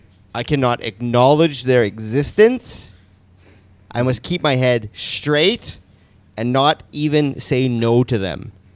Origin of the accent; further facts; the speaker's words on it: Canada